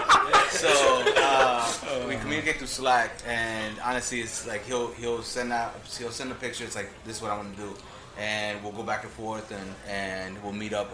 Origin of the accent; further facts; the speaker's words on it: Woodbridge, Virginia, United States; moved away as an adult; also born or lived in Arlington, Virginia; I grew up in Woodbridge, VA